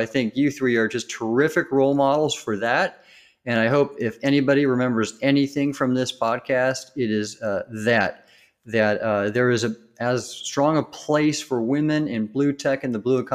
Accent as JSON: {"language": "English", "region": "Southern California", "country": "United States", "tie": "born or raised there", "said": "when I was young growing up in Southern California"}